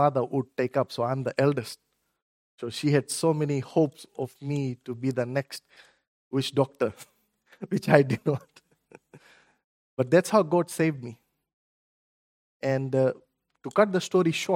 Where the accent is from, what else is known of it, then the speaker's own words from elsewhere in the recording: Fiji; moved away; I'm originally from Fiji